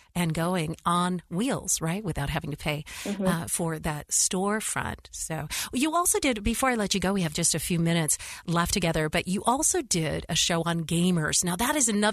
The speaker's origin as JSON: {"language": "English", "region": "West Coast", "country": "United States", "said": "I'm from the West Coast."}